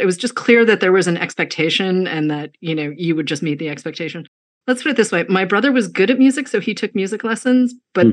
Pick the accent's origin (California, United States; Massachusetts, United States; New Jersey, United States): Massachusetts, United States; outside of Boston; also born or lived in New York / Washington, District of Columbia, United States / Chicago; now in Los Angeles, United States; I grew up outside of Boston